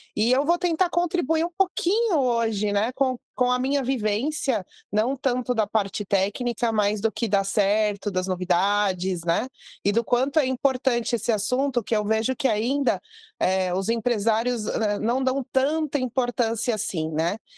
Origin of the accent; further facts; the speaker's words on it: Brazil; eu sou filha de imigrantes libaneses, mas sou brasileira